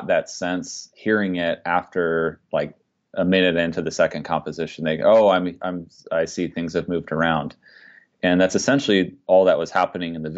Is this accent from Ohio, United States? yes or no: yes; Dayton, Ohio, United States; I grew up just outside of Dayton, Ohio